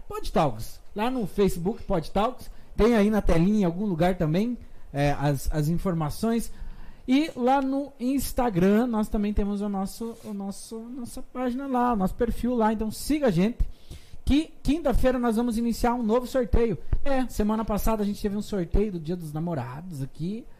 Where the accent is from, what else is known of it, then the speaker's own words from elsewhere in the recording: Fazenda Rio Grande, Paraná, Brazil; also born or lived in Curitiba; eu fui feito nos matos da Fazenda Rio Grande e nasci no Hospital Santa Brígida. Nasci em Curitiba